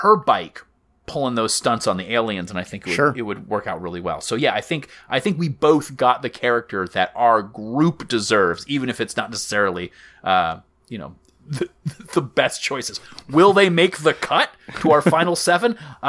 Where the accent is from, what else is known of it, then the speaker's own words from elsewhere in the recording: Myrtle Beach, South Carolina, United States; Like, I grew up in Myrtle Beach, South Carolina, where it was either a putt-putt golf course, a beachware store, a water boggin, a church